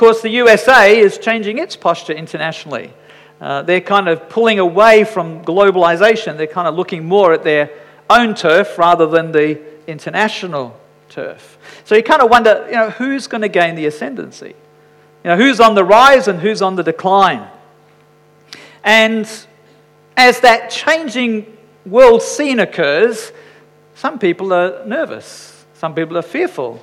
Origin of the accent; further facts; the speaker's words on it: Scotland, United Kingdom; I'm Scottish